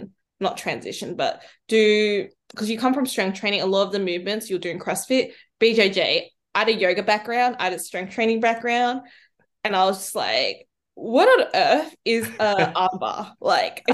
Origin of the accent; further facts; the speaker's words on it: Sydney, New South Wales, Australia; I am 24, I'm from Sydney